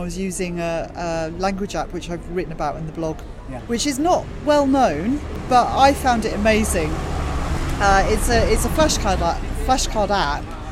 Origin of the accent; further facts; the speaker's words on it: Canterbury, South East England, United Kingdom; a language school that I know in Canterbury, which is my hometown